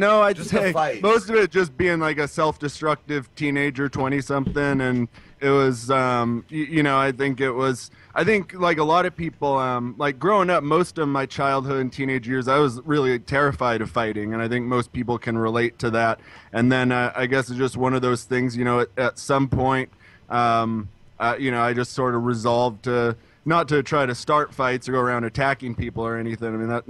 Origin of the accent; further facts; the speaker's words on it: Spokane, Washington, United States; Spokane, Washington.